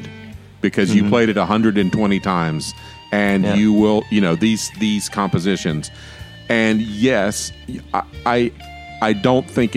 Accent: United States; I'm very American, and I'm very recognizably, my attitudes and my way of thinking are American

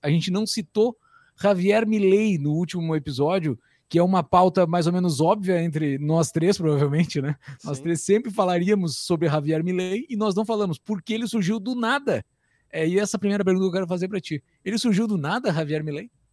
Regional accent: Brazil; E como brasileiros

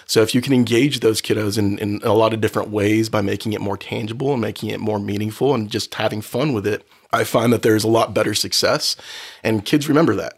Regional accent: Oceanside, California, United States; also born or lived in Los Angeles County, California; I grew up in Oceanside

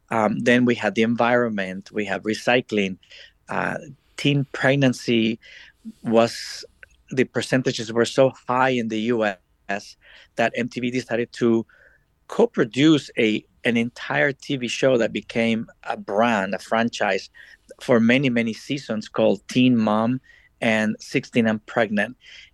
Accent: El Salvador; moved away as an adult; also born or lived in Washington, D.C. / Miami; I was born and raised in El Salvador.

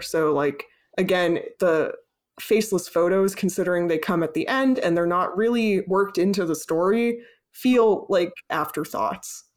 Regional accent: United States; we're both American

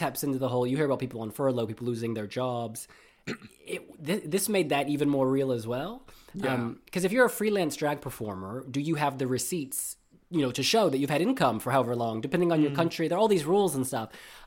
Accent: United States; I am American

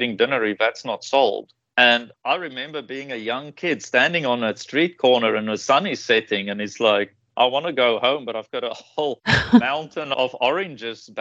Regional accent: South Africa; moved away as an adult; now in Taiwan; I grew up in South Africa

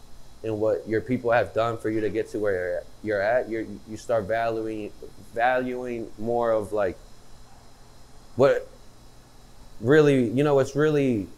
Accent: United States; born there; even though I'm American because I was born here

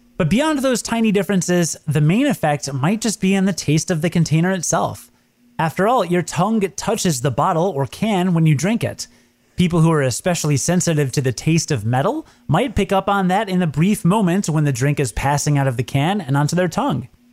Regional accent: Midwest, United States; I'm from the Midwest, so I call soda pop

